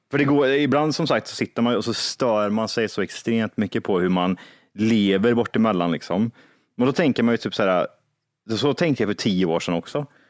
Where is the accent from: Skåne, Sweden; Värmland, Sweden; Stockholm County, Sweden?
Värmland, Sweden; Kristinehamn; moved away; när jag var hemma i Kristinehamn